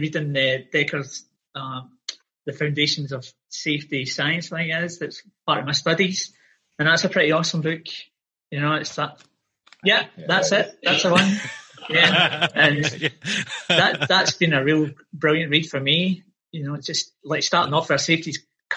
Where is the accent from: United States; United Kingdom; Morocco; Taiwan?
United Kingdom; Glasgow, Scotland; moved away as an adult; now in Australia; I'm from Glasgow in Scotland and I came to Australia, 2003.